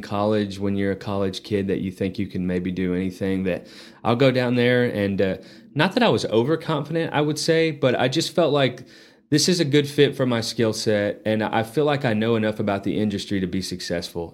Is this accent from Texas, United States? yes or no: yes; Lubbock, Texas, United States; also born or lived in San Antonio / Alabama; now in Amarillo, United States; I grew up in Lubbock.